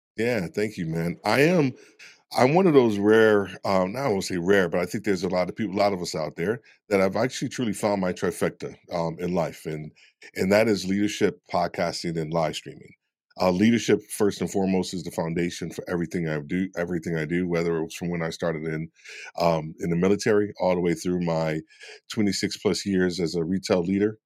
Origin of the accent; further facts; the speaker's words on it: New York, United States; I'm being from New York